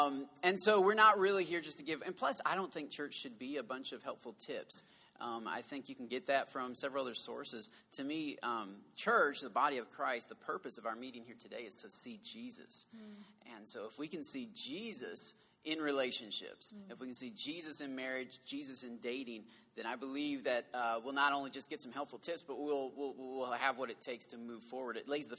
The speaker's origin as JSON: {"language": "English", "region": "the South", "country": "United States", "accent": "southern", "said": "That's my southern accent."}